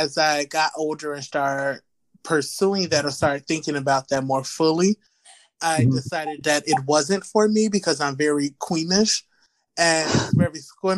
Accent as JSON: {"language": "English", "town": "Chicago", "region": "Illinois", "country": "United States", "tie": "born or raised there", "said": "I was born and raised in Chicago, Illinois"}